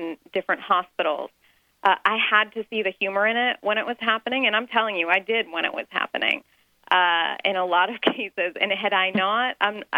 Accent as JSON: {"language": "English", "town": "Dayton", "region": "Ohio", "country": "United States", "tie": "born or raised there", "said": "I grew up in Dayton, Ohio, surrounded by a lot of Iranian doctors"}